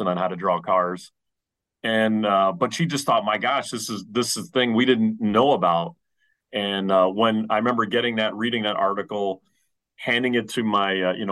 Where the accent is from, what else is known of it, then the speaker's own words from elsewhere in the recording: New Jersey, United States; I'm from the East Coast, from New Jersey